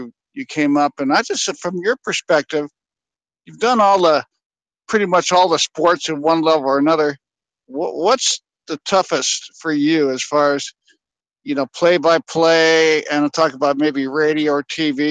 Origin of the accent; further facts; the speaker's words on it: Bay Area, California, United States; I grew up in the Bay Area